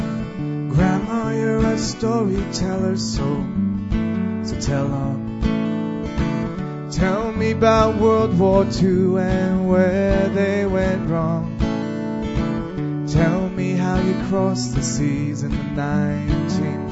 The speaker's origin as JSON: {"language": "English", "town": "Sherwood Park", "region": "Alberta", "country": "Canada", "said": "I'm from Sherrod Park"}